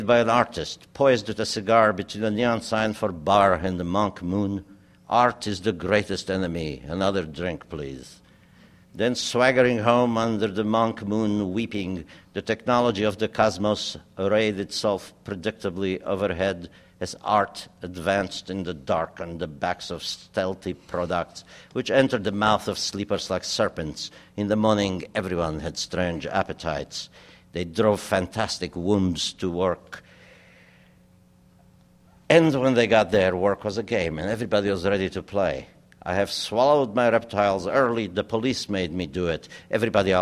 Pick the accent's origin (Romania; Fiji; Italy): Romania; first language German, Hungarian; English is a second language; moved away as an adult; now in United States; my hometown still smelled like strudel on Sunday. You know, it was a German, old German old town